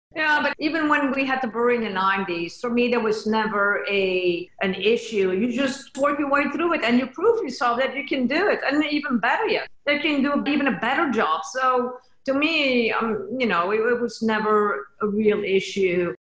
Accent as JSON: {"language": "English", "country": "Belgium", "moved": "yes", "lives_now": "Austin, United States", "said": "we come all the way from Belgium"}